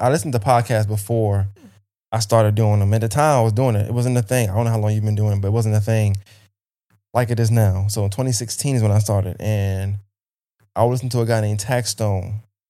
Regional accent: Brooklyn, New York, United States; now in Augusta, United States; Well, I was born in Brooklyn, New York, raised Brooklyn, New York as well. Bushwick, part of Brooklyn, just to be exact.

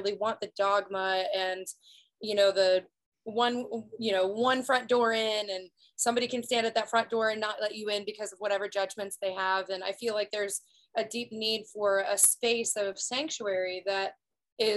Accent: Prairie Village, Kansas, United States; moved away as an adult; also born or lived in Los Angeles, California; this place that I've called home my whole life

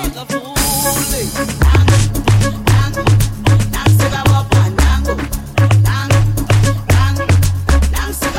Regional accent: Ghana; But I'm from Ghana. I'm actually from Ghana

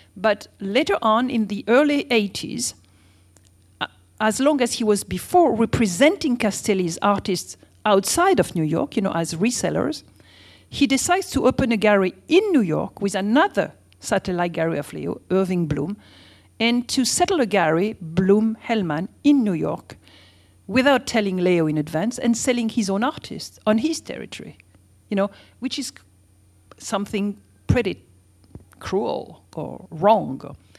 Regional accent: France; as we do in France

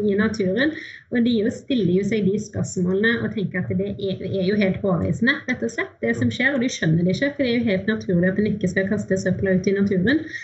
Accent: Haugesund, Rogaland, Norway; Og jeg er fra Haugesund og bor ganske nærme kysten der.

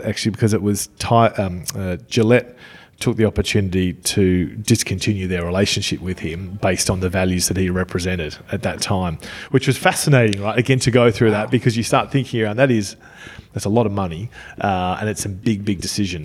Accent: Australia; I'm from Australia

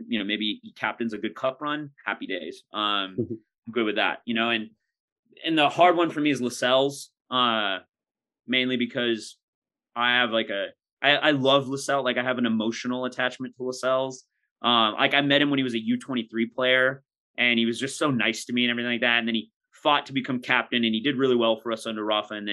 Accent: United States; especially being American.

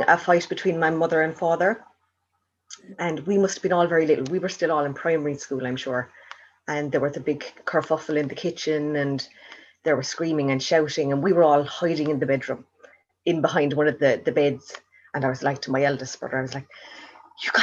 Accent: Kilworth, Munster, Ireland; also born or lived in Ballyhooly, County Cork / Tralee, County Kerry; I was born in Kilwert in County Cork.

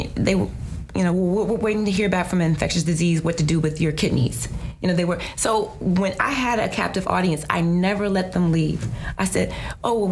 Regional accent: Virginia, United States; my home state of Virginia

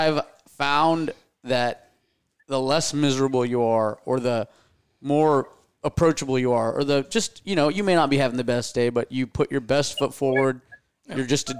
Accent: India; And I mean, not just cause I'm Indian, but like the karma thing's always worked out.

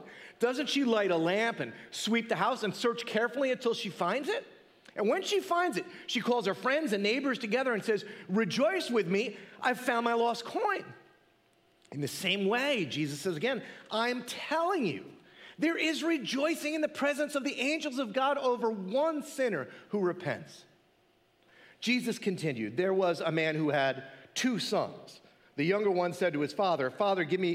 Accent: Mount Olive, United States; I grew up locally to our church. I grew up in Mount Olive

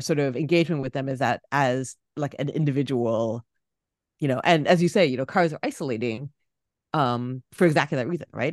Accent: Toronto, Ontario, Canada; moved away; my hometown of Toronto

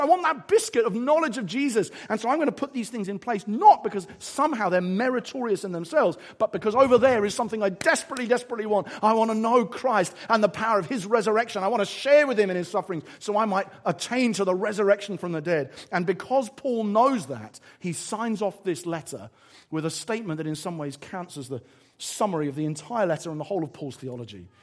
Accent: England, United Kingdom; I'm quite English about it

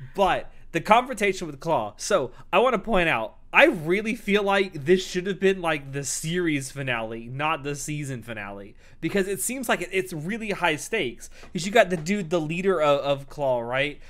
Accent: Florida, United States; I'm not from the deep South. I'm from Florida

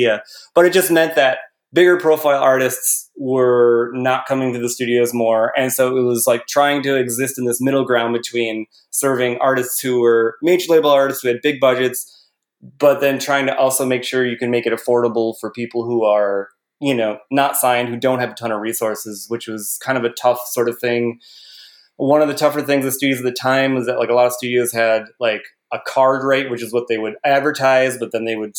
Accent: Midwest, United States; I grew up in the Midwest

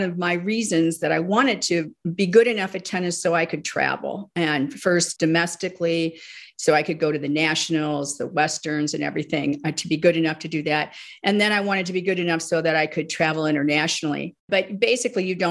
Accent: Northfield, Illinois, United States; I grew up in the Midwest, a suburb outside of Chicago called Northfield, Illinois

